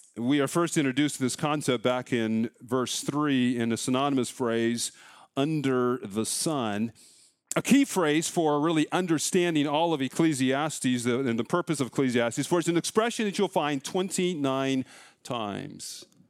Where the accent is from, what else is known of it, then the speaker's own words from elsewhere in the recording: Colorado, United States; now in Iowa, United States; growing up in Colorado